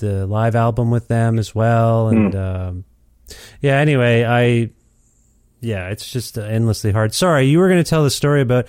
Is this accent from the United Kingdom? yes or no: no; Canada; I'm from Canada